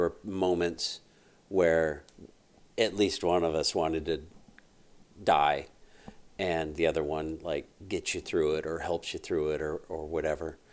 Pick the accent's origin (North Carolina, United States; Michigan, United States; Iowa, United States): Iowa, United States; we're from Iowa